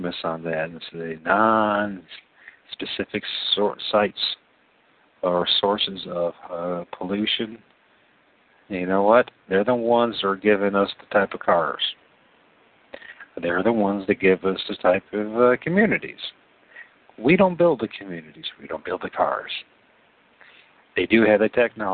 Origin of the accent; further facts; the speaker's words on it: Toledo, Ohio, United States; I come from Toledo, Ohio